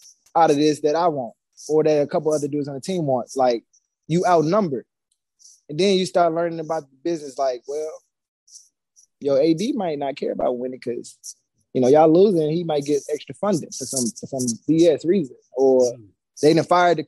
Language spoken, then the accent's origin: English; St. Louis, Missouri, United States; I'm from St. Louis